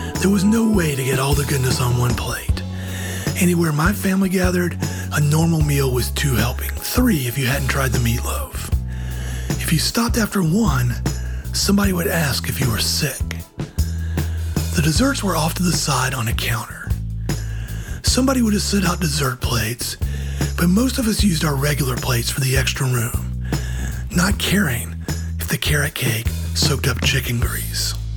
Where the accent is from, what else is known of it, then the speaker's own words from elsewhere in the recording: Georgia, United States; my home state of Georgia